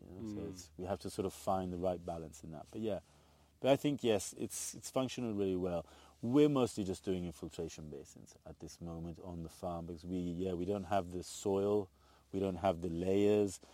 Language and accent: English; Piedmont, Italy; now in Tuscany, Italy; I'm from Piedmont.